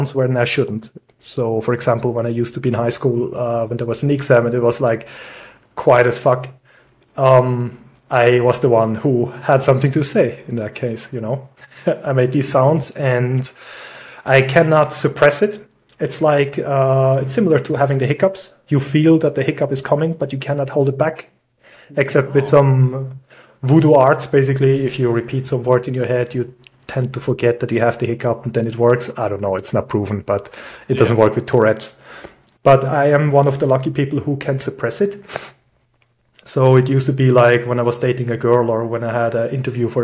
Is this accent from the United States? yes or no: no; Switzerland; moved away as an adult; now in Austria; originally, I'm from Switzerland. I moved here around 12 years ago